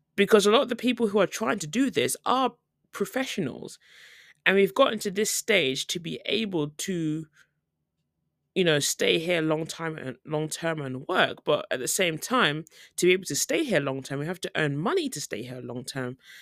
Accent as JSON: {"language": "English", "country": "United Kingdom", "moved": "as an adult", "lives_now": "South Korea", "said": "as a British person"}